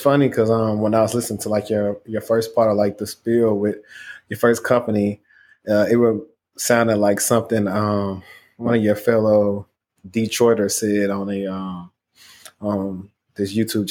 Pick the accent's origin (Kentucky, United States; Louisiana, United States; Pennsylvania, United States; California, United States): Louisiana, United States; Shreveport; moved away; I'm from Louisiana. So they remind me from people back home in Shreveport.